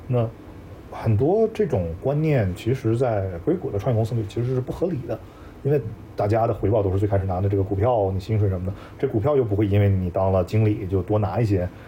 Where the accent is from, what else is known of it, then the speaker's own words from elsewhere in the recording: China; moved away as an adult; also born or lived in Silicon Valley, United States; now in United States; 就是说我一个中国人，我当时说valuation的时候，我会读 valuation